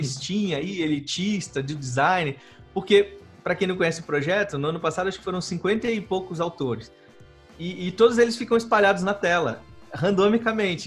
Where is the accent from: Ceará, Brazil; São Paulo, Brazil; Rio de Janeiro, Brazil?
Rio de Janeiro, Brazil; Eu sou carioca